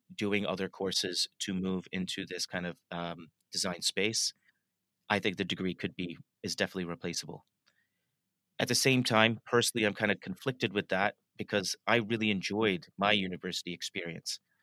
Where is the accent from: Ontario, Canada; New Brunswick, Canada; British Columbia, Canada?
Ontario, Canada; Toronto; moved away as an adult; now in London, United Kingdom; I was born and raised in in Toronto, uh, and I moved to London about 19